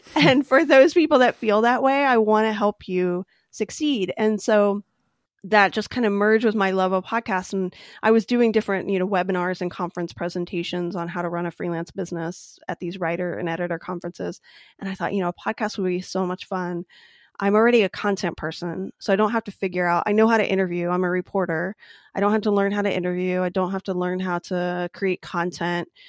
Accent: near Cincinnati, Ohio, United States; I grew up near Cincinnati

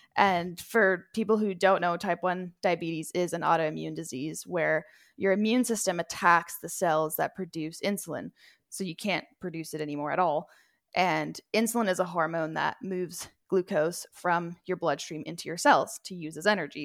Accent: Edmonton, Alberta, Canada; I was born and raised in Edmonton

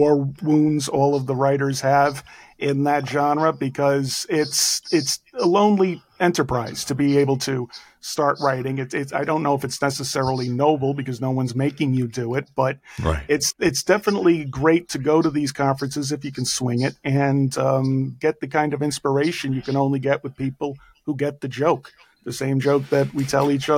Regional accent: New York City, New York, United States; accent: Bronx; I've got a Bronx accent that could cut glass

